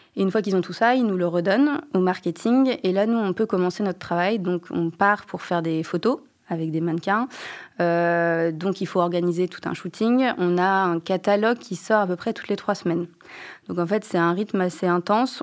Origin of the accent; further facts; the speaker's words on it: Angers, Pays de la Loire, France; moved away; also born or lived in Japan; je viens d'Angers